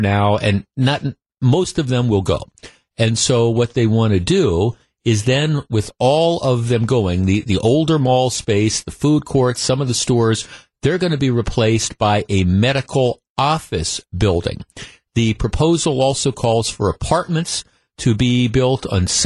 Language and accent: English; Glendale, Wisconsin, United States; also born or lived in East Coast; I grew up in Glendale, Wisconsin, a couple blocks from Nicolet High School. My parents moved here from the East Coast when I was about 9 years old